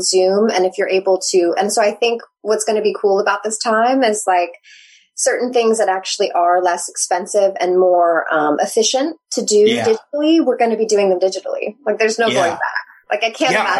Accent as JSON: {"language": "English", "region": "Nevada", "country": "United States", "tie": "born or raised there", "moved": "yes", "said": "I grew up in Lake Tahoe"}